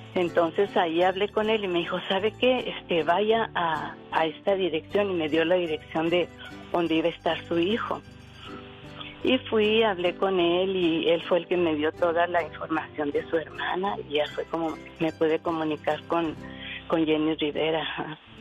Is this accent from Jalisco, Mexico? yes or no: no; Ciudad Juárez, Chihuahua, Mexico; also born or lived in Torreón, Coahuila; me crié en Juárez, en Ciudad Juárez, Chihuahua